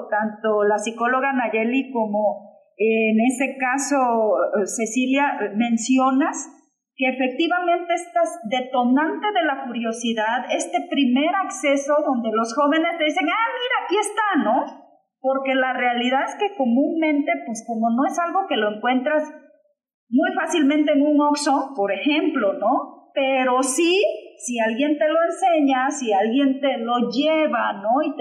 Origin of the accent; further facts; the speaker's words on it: Tecpan de Galeana, Guerrero, Mexico; yo soy de la Costa Grande, de Tecpan de Galeana, orgullosamente